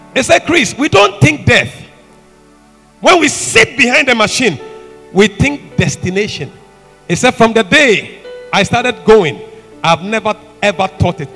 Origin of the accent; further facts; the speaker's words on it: Dabala, Volta, Ghana; Dabala, Dabala, that's my hometown